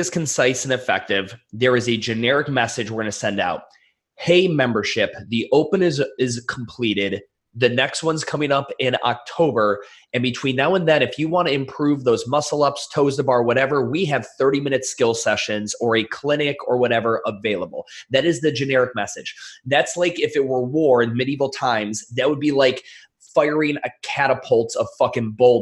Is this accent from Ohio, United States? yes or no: yes; Cleveland, Ohio, United States; I'm from Cleveland, Ohio.